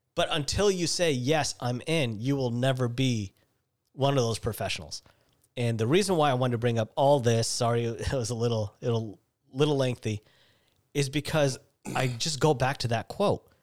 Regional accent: Seattle, Washington, United States; growing up in Seattle

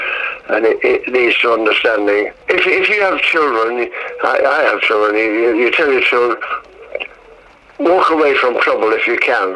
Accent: Hull, Yorkshire and the Humber, United Kingdom; I was back in Hull, my hometown

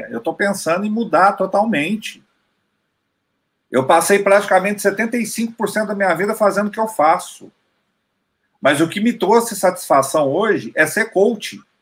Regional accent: Minas Gerais, Brazil; Eu sou do sul de Minas

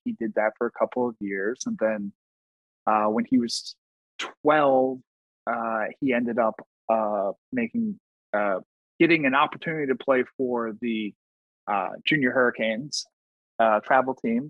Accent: Long Island, New York, United States; born and raised on Long Island

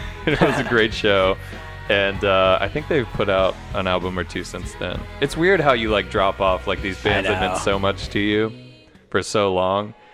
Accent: Atlanta, Georgia, United States; I'm from Atlanta

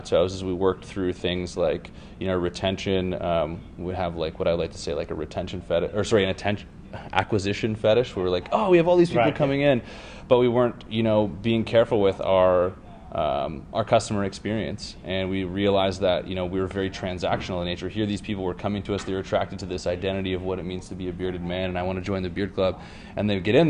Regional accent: Toronto, Ontario, Canada; moved away as an adult; now in California, United States; I moved to California. I'm from Toronto originally

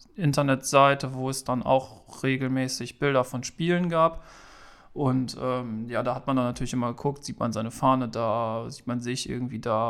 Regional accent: Straelen, North Rhine-Westphalia, Germany; komme aus Strahlen am wunderschönen Niederrhein

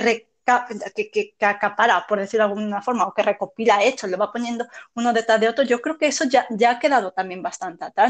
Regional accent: Spain; lo que somos como españoles

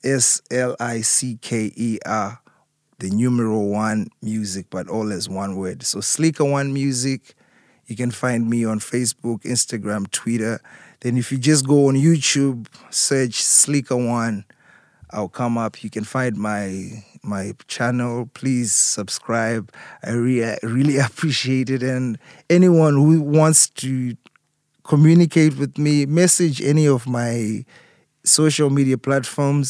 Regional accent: Harare, Zimbabwe; moved away as an adult; growing up in Zimbabwe, being raised in Zimbabwe, and then coming overseas

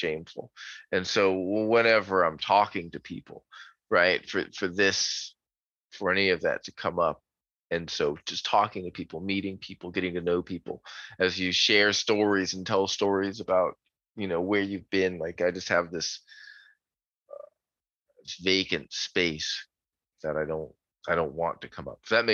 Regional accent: Florida, United States; also born or lived in Newfoundland, Canada; I've lived in Florida since I was about 2 years old. So I was born in Newfoundland, Canada

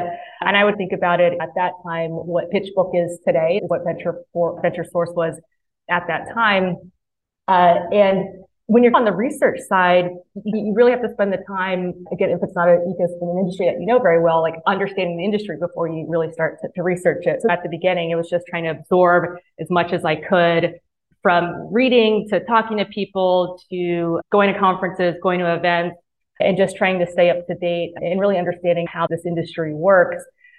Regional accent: Mississippi, United States; moved away as an adult; You can't tell by my accent, but I actually grew up in Mississippi. And so I spent the first 18 years of my life there and loved it.

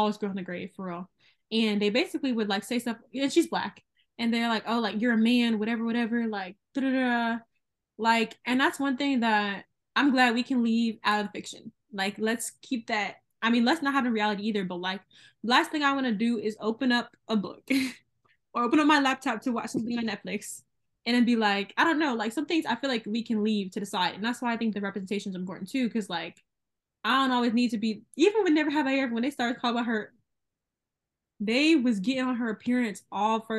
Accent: the South, United States; accent: hillbilly; if I want to put my hillbilly accent on because I'm from the South and I have an accent sometimes

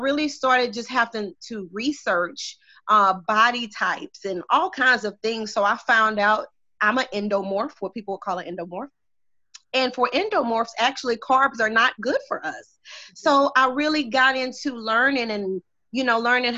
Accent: Beaumont, Texas, United States; I am born and raised here in Beaumont, Texas

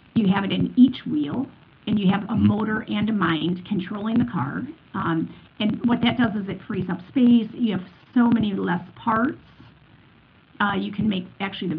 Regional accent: Detroit, Michigan, United States; moved away as an adult; now in Europe; I come from Detroit, so I lived most of my life there before the last 13 years over in Europe.

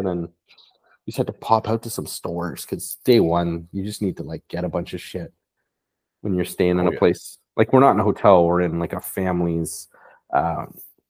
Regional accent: Vancouver, British Columbia, Canada; now in Toronto, Canada; I grew up in Vancouver

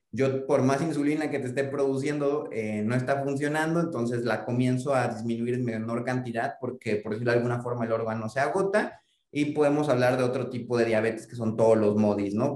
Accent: Mexico; como población mexicana

